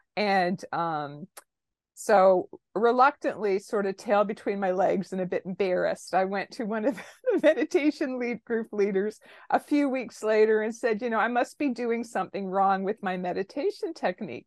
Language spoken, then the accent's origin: English; Toronto, Ontario, Canada; I am, uh, born and raised in Toronto, Canada